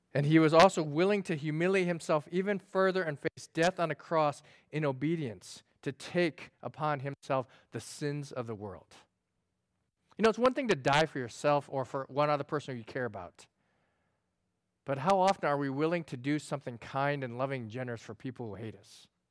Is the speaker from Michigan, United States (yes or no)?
no; upstate New York, United States; I grew up in New York and upstate New York, they have the Adirondacks